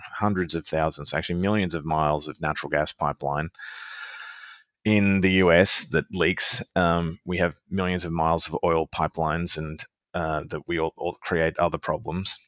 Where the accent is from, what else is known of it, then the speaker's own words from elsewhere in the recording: Australia; being an Australian citizen